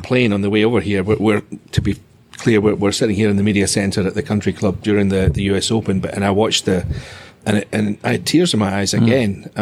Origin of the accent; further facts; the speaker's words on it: Dunbar, Scotland, United Kingdom; Was in basically my hometown